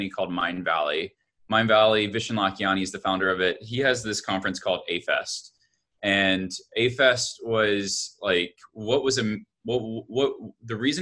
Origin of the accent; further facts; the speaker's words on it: Alabama, United States; I grew up in Alabama